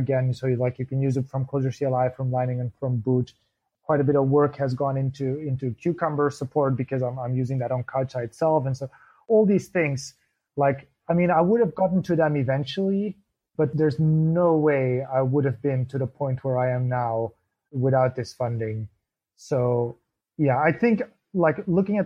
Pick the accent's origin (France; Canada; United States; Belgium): Belgium; moved away as an adult; now in Berlin, Germany; I'm from Belgium originally, but I've been based in Berlin for 6-7 years.